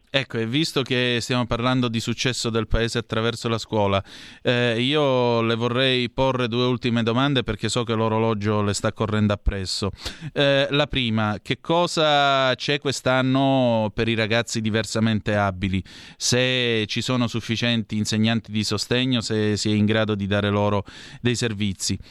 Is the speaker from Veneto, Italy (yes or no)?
no; Vibo Valentia, Calabria, Italy; io sono di Vibbo Valencia, precisamente